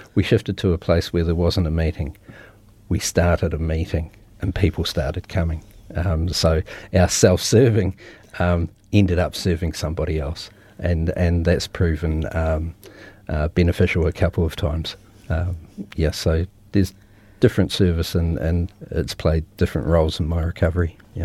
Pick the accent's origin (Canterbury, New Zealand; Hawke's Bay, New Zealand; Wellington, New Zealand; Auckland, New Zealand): Canterbury, New Zealand; Christchurch; born and raised in Christchurch, been here my whole life